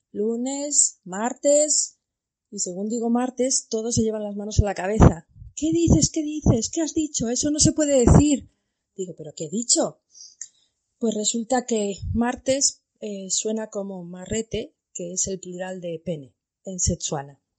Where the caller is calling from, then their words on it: Botswana; Hola Alicia … de Botswana. Anécdotas con el idioma, pues tengo muchas. En Botswana se habla inglés y Setswana, es la lengua oficial.